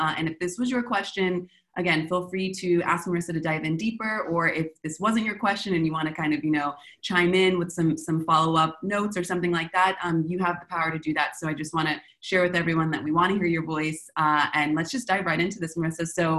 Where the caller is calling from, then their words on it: Argentina; So I'm calling from Argentina.